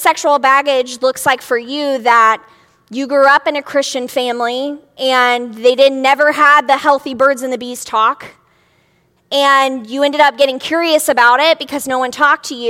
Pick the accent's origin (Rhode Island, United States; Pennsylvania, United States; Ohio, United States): Ohio, United States; a city right outside of Cincinnati; I grew up in a city right outside of Cincinnati, Ohio.